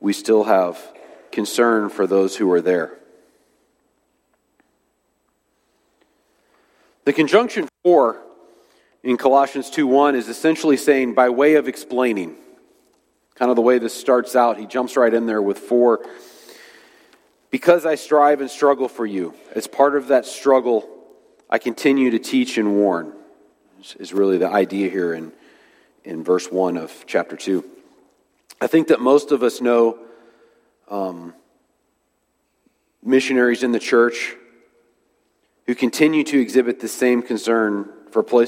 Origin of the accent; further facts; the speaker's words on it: United States; we have as Americans